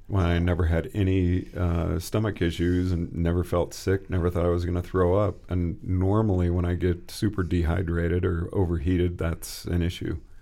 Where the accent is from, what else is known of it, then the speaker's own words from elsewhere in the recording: Texas, United States; moved away; also born or lived in Oregon / Colorado; I grew up in Texas